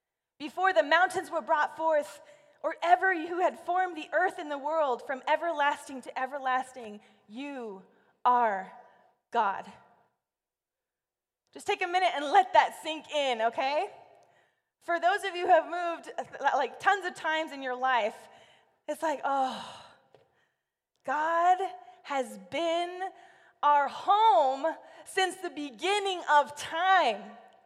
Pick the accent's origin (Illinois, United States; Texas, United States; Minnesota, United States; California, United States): California, United States; See, I grew up in Central California, and it got really, really hot.